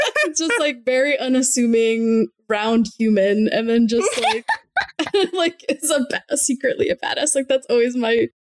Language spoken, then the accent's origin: English; Miami, Florida, United States; moved away as an adult; also born or lived in Savannah, Georgia; now in Los Angeles, United States; I grew up in Miami, Florida. My family's all from Chile